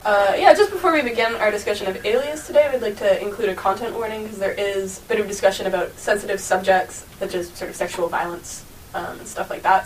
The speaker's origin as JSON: {"language": "English", "town": "Toronto", "region": "Ontario", "country": "Canada", "tie": "born or raised there", "moved": "as an adult"}